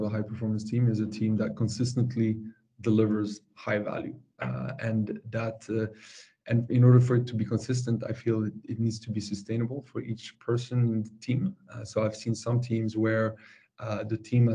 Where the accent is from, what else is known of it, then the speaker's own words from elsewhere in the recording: France; moved away as an adult; now in Stockholm, Sweden; I'm born and raised in France. I've been living in Stockholm for 15 years